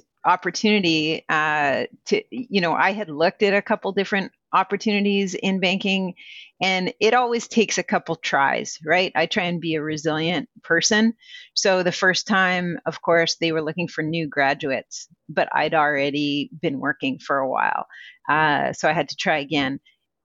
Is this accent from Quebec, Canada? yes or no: yes; Quebec, Canada; moved away as an adult; also born or lived in Toronto; I grew up in Quebec, so my favorite course in Cégep was political science.